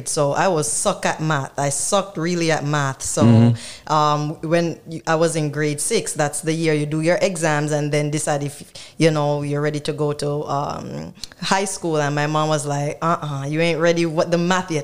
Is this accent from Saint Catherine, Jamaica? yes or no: no; Black River, Saint Elizabeth, Jamaica; born or raised there; also born or lived in Westmoreland, Jamaica